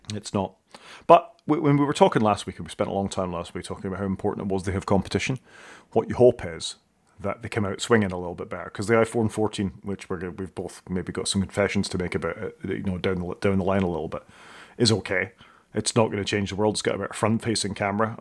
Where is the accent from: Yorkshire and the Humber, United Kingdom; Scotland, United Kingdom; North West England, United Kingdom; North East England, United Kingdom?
Scotland, United Kingdom; I'm Scottish